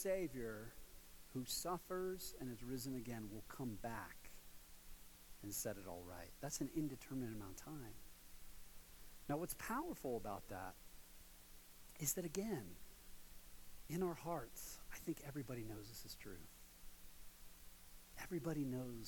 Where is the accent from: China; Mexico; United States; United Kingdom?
United States; Ohio; now in Colorado, United States; I'm from Ohio.